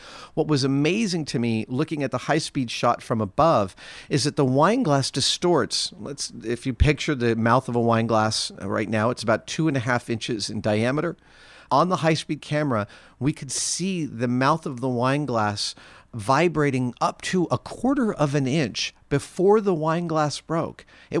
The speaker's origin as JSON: {"language": "English", "region": "New York", "country": "United States", "tie": "born or raised there", "said": "It is partly because I grew up in New York."}